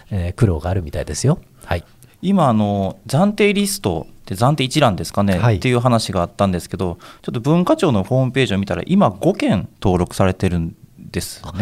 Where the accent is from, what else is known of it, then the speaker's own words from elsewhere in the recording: Uji, Kyoto, Japan; 私もあの京都の宇治出身であの宇治にはあの平等院とかあの宇治神神社っていうのは世界遺産があって、うん、あの小さい時から結構身近に感じてたんですけど